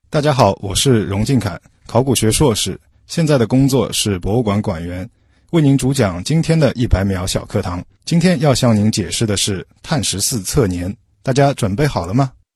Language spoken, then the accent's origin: Chinese; China; 我们中国人啊这么古老